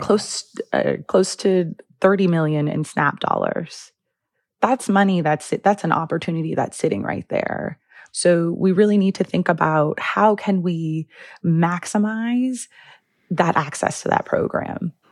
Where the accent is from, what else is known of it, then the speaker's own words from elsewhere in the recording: Los Angeles, California, United States; now in Chicago, United States; I am actually a, originally a Los Angeles native